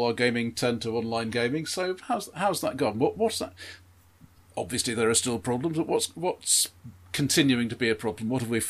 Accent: United Kingdom

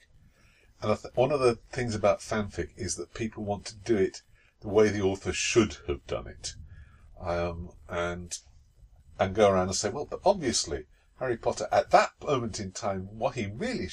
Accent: England, United Kingdom; that's as far as we got, being English

